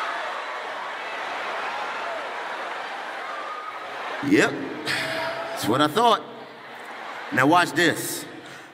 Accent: Washington, District of Columbia, United States; I'm from Washington, D.C., born and raised in D.C.

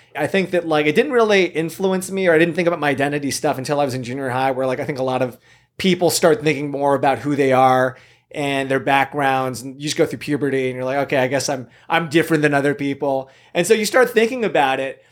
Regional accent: Camarillo, California, United States; also born or lived in South Korea; I was raised in Southern California, Ventura, Camarillo area. I grew up there

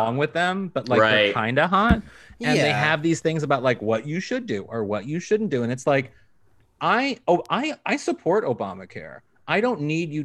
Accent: Midwest, United States; moved away; I'm from the Midwest

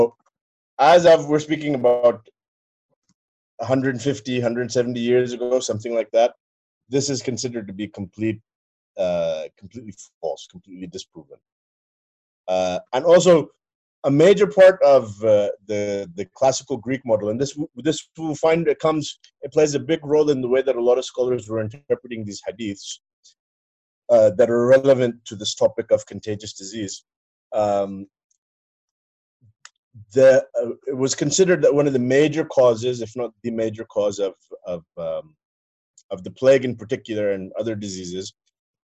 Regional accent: Pakistan; I'm Pakistani

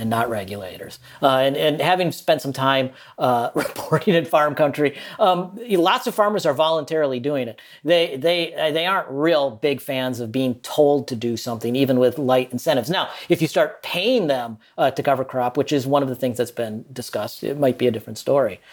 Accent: Minnesota, United States; now in Malaysia; I'm from Minnesota

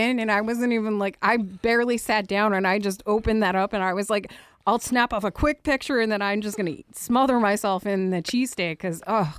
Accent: New Jersey, United States; I'm from Jersey

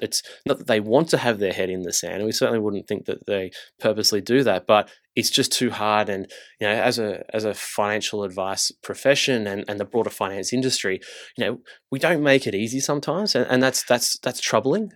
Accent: Engadine, New South Wales, Australia; also born or lived in Gold Coast; I grew up south. I grew up in, uh, in Engadine in the Shire.

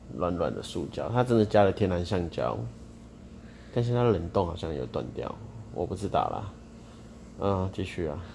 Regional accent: Tainan, Taiwan; 我台南人

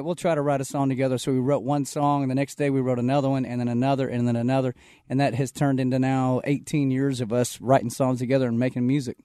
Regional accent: Texas, United States; I'm from Texas

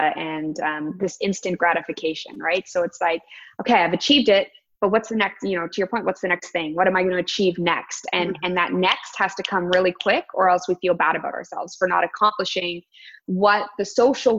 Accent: Toronto, Ontario, Canada; I live born and raised in the Toronto area

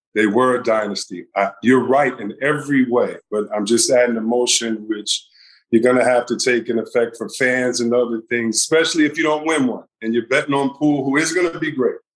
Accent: Detroit, Michigan, United States; growing up in Detroit

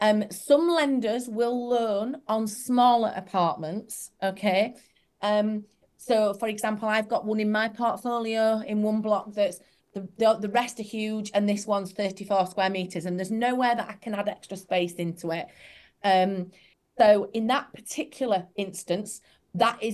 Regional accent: Yorkshire and the Humber, United Kingdom; I'm from Yorkshire

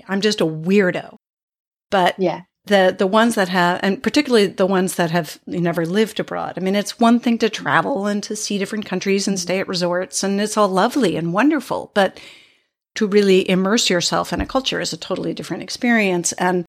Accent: East Coast, United States; which is also not where I'm from. I grew up on the East Coast of the US. So it also feels like a foreign place.

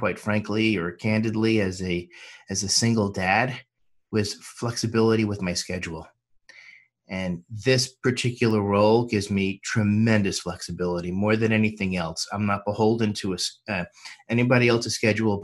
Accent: New York, United States; also born or lived in Miami / Washington, D.C.; now in Los Angeles, United States; I was born and raised in New York, but I've also lived in Miami and Washington, D.C., but I call Los Angeles home

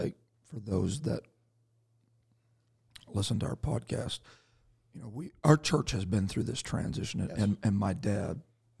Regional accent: Canada; So we see him when we're out getting more ice for our igloo, because that's the majority of what Canadians do, right?

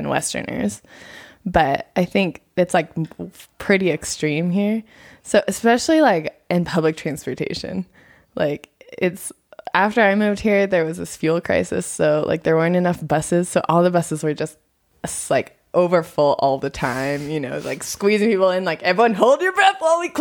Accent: United States; moved away as an adult; now in Nepal; I am from America.

